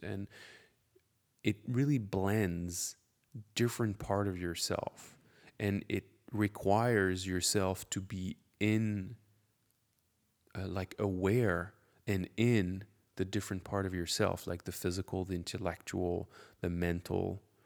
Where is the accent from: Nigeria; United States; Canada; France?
France; English is a second language; I'm French, and I'm a juggler